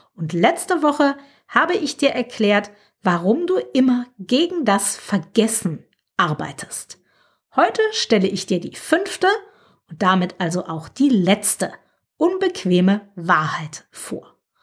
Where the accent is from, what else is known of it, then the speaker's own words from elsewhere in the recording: Germany; accent: German; moved away as an adult; now in France; Ich habe einen starken deutschen Akzent.